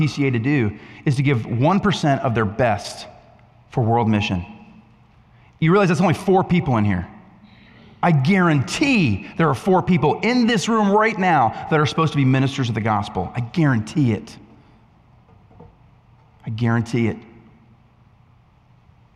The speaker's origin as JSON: {"language": "English", "region": "New England", "country": "United States", "said": "I'm from New England"}